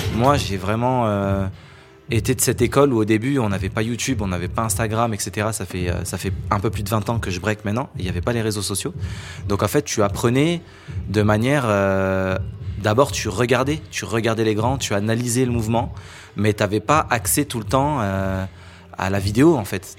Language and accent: French; France; pour nous, en tant que Français, c'est historique